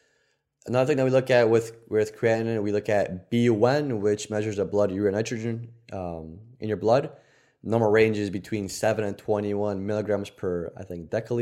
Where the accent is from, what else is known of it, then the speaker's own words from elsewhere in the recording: Poland; moved away; we're fucking Polish